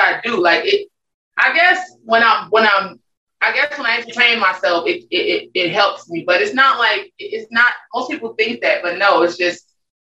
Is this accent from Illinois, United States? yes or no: yes; Chicago, Illinois, United States; moved away as an adult; now in New Orleans, United States; I'm from Chicago.